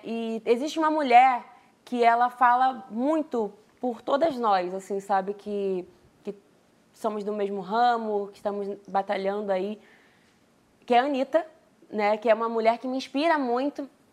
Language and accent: Portuguese; Duque de Caxias, Rio de Janeiro, Brazil; also born or lived in Queimados; Eu sou de Duque de Caxias, nasci em Queimadas